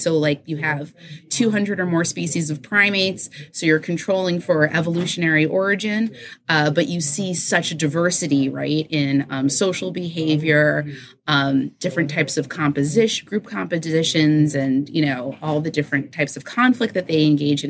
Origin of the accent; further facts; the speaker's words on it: New York City, New York, United States; moved away; I grew up in New York City